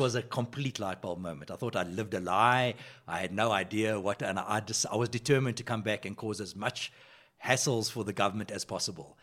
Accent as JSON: {"language": "English", "town": "Johannesburg", "region": "Gauteng", "country": "South Africa", "tie": "born or raised there", "said": "I grew up on the West Rand of Johannesburg"}